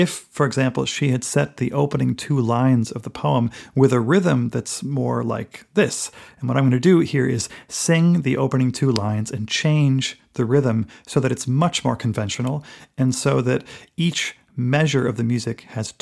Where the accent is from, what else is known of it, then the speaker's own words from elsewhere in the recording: Bettendorf, Iowa, United States; moved away as an adult; my hometown of Bettendorf, Iowa. So I feel a special kinship with this woman who grew up very near where I grew up. Then she moved to the East Coast, as I did